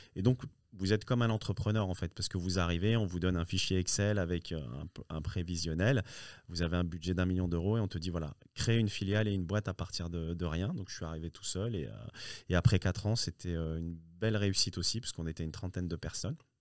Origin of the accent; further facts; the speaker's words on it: France; also born or lived in Morocco; je, suis né au Maroc et je suis arrivé tout petit en France. Hein. je suis arrivé à l'âge de, de, 5 ans, 5 ans et ah demi.